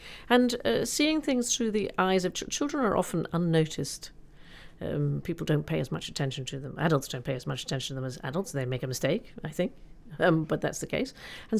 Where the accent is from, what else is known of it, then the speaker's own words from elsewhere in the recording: United States; And my American background growing up in America, my father was a journalist and we traveled.